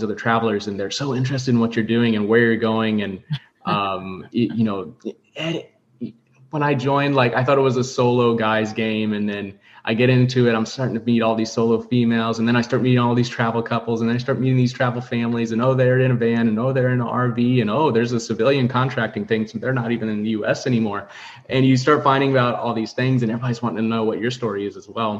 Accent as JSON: {"language": "English", "region": "central Missouri", "country": "United States", "moved": "yes", "said": "before I got out of, you know, central Missouri and started traveling."}